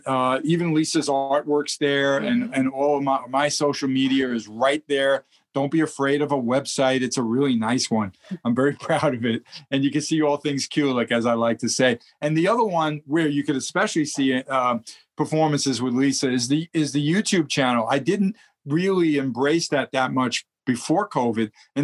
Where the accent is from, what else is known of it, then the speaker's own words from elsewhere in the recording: Brooklyn, New York, United States; And I'm, of course, born and bred in New York. So you should hear my voice when I get there. I go total New York.